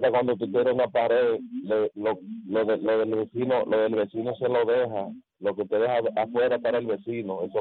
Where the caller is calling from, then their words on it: Barahona, Dominican Republic; Le llamo desde Barahona.